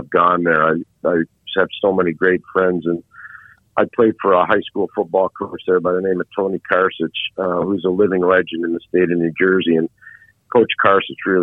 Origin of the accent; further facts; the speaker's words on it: Montreal, Quebec, Canada; moved away; as a kid growing up in Montreal